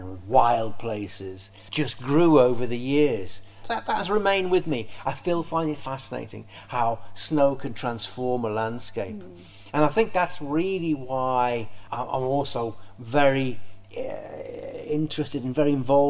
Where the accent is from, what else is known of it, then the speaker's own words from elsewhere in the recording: Merseyside, North West England, United Kingdom; I grew up on Merseyside